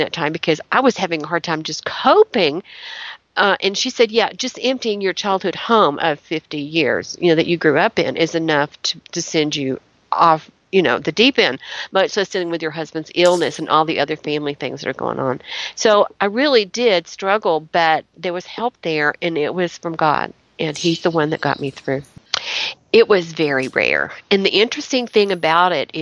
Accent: Chattanooga, Tennessee, United States; I grew up in Chattanooga around the Civil War

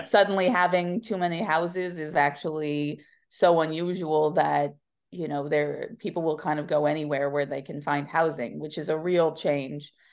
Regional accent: Pennsylvania, United States; now in New York City, United States; I grew up in a neighboring state called Pennsylvania in a small Rust Belt town

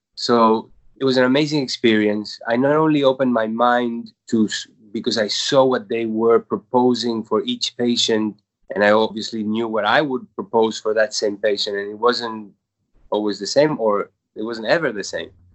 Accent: Uruguay; moved away as an adult; now in New York, United States; I was born in Uruguay

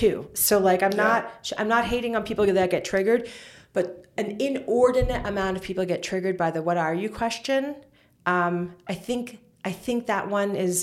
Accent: New York, United States; in the 80s, that's when I grew up in New York

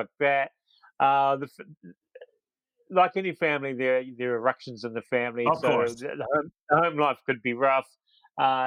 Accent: Auckland, New Zealand; born or raised there; moved away as an adult; also born or lived in Wellington, New Zealand; now in Ireland

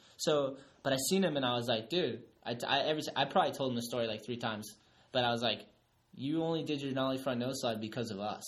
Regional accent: East Coast, United States; growing up on the East Coast

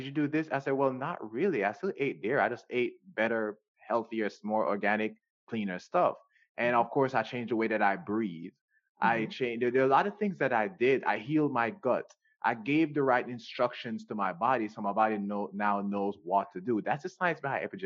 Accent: Jamaica; moved away; I grew up in Jamaica

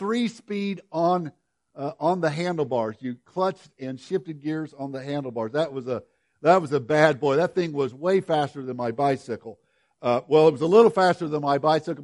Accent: Woodlawn, Illinois, United States; moved away; my hometown of Woodlawn, Illinois

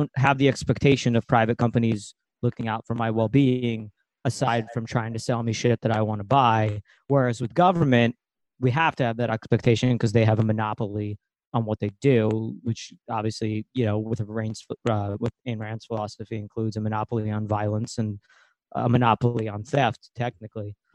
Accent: Ukraine; moved away; I'm from Ukraine.

